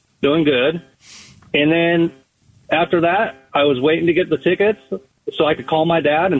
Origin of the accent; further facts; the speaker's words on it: Los Angeles, California, United States; moved away; Los Angeles, California.